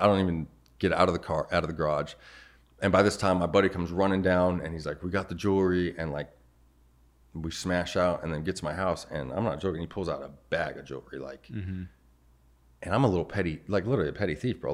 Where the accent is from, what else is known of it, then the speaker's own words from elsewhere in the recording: Arizona, United States; Born and raised in Arizona.